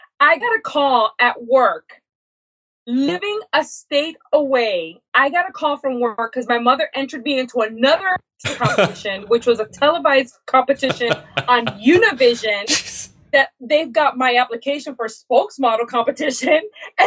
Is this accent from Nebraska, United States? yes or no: no; Massachusetts, United States; also born or lived in New York; it was for the state of Massachusetts, which is where I was raised. I was born in New York, but raised in Massachusetts.